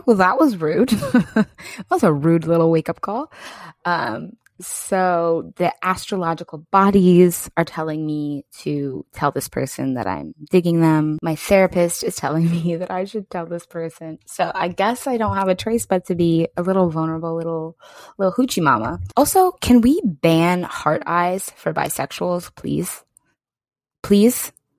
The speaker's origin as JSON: {"language": "English", "region": "East Coast", "country": "United States", "said": "I mean, I'm loud, but that's because I have Leo Moon. And I'm just a loud, I'm from the East Coast."}